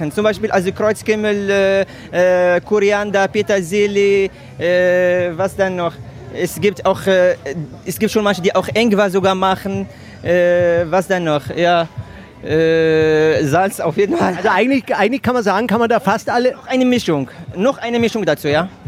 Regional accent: Marrakesh, Marrakesh-Safi, Morocco; Ich komme aus Marrakesch, ja genau.

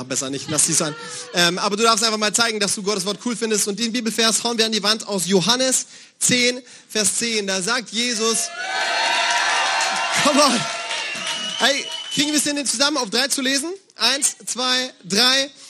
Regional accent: Bavaria, Germany; Äh, ich komme aus Bayern und bei uns sagt man Servus zur Begrüßung.

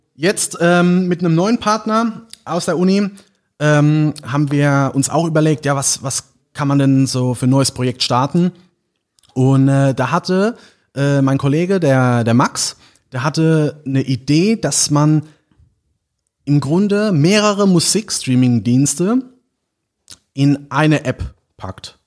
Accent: St. Martin, Rhineland-Palatinate, Germany; ich komme aus St. Martin, ist ein kleines Dorf äh, in der Nähe von Landau oder Neustadt an der Weinstraße

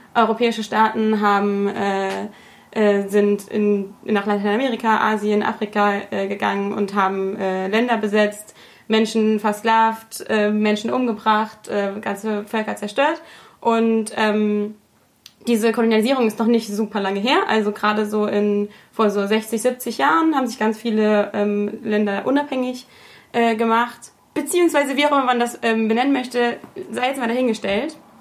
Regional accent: Germany; als Deutsche

